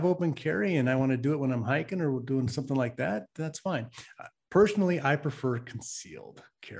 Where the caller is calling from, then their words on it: California, United States; I am calling in from the People's Republic of Occupied California.